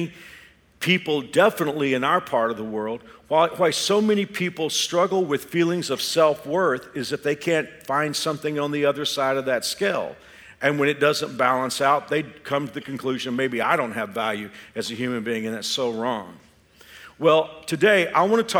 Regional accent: Texas, United States; now in Kansas, United States; I am a Texan by the grace of God

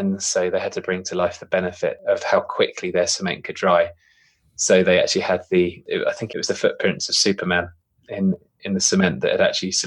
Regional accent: United Kingdom; I suppose I'm British, but I'm probably slightly more traditionally old school British as well

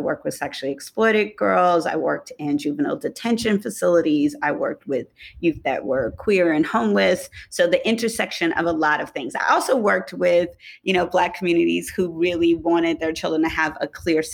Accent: Detroit, Michigan, United States; also born or lived in Oakland, California; now in St. Thomas, U.S. Virgin Islands; I'm originally from Detroit, Michigan

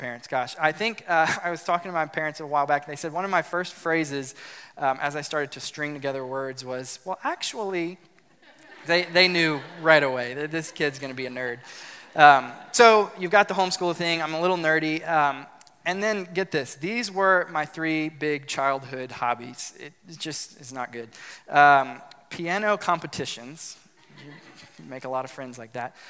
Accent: South Louisiana, United States; I grew up in South Louisiana

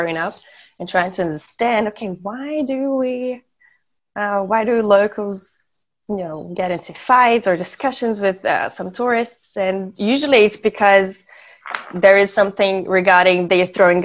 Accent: Florianópolis, Santa Catarina, Brazil; English is a second language; also born or lived in Germany / Austria; I was born and raised in Florianópolis.

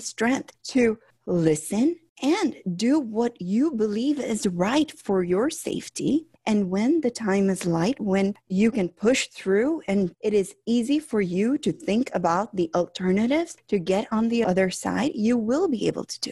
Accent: Chicago, Illinois, United States; I grew up here in Chicago

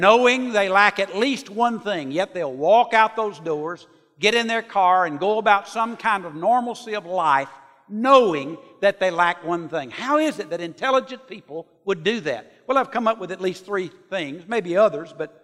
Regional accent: Sand Mountain, Alabama, United States; Ted Traylor and I grew up on Sand Mountain

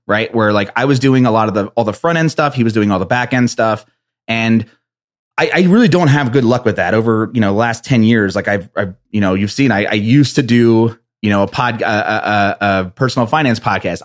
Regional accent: East Coast, New Jersey, United States; I'm from the East Coast

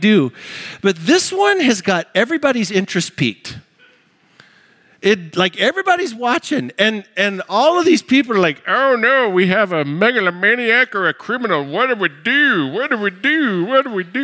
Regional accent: United States; I'm American

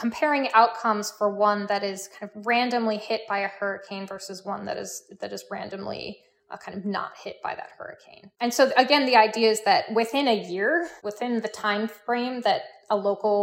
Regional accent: Midwest, United States; moved away; I'm originally from the Midwest, so I'm an inlander

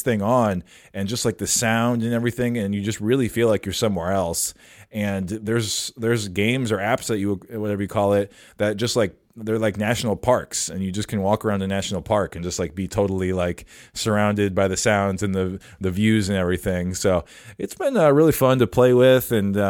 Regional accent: Minnesota, United States; We grew up here in the Twin Cities, going to the same place

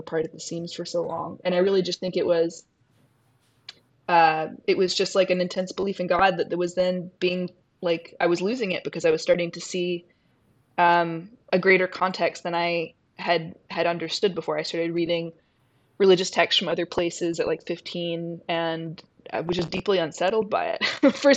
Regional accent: Mississippi, United States; We spent a lot of time in church because I'm from Mississippi, and that's in the small town that I'm from, that's where your whole social life is

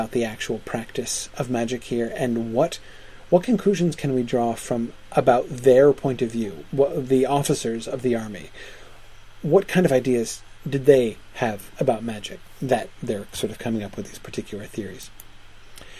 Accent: United States; I'm totally yank in that respect

